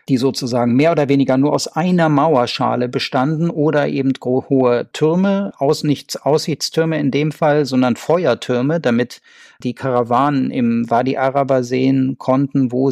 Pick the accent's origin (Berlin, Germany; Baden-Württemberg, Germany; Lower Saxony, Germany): Lower Saxony, Germany; Göttingen; ich komme ja aus Göttingen, Sie haben das anfangs erwähnt